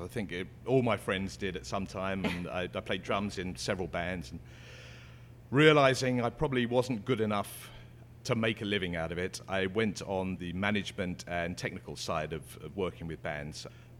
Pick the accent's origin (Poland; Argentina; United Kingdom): United Kingdom; England; moved away as an adult; now in San Francisco, United States; Growing up in England, certainly back then, maybe not so much nowadays, but the pub tended to be the social point of many communities.